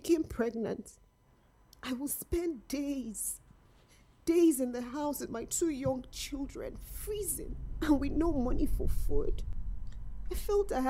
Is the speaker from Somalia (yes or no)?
no; Nigeria; also born or lived in North of England; now in United Kingdom; I was born in Nigeria. Growing up, I was starved, beaten, and abused